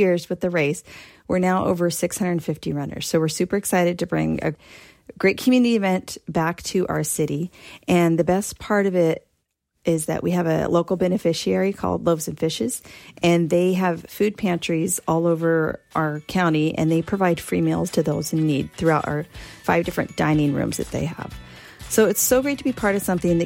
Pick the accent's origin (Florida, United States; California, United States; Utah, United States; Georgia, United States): California, United States; Concord; our hometown of Concord